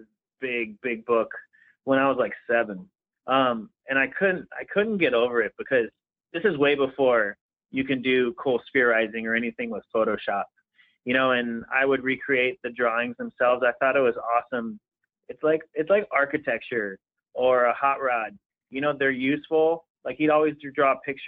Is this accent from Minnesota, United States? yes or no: no; Pasadena, California, United States; I grew up in Pasadena, California